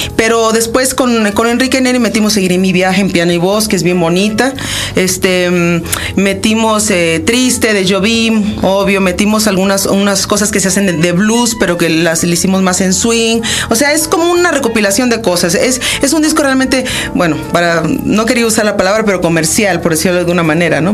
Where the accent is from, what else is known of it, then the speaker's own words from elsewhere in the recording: Coatzacoalcos, Veracruz, Mexico; also born or lived in Chihuahua, Mexico; originalmente soy de Chihuahua, nací en Chihuahua. Mis papás son norteños, pero crecí en Coatzacoalcos, Veracruz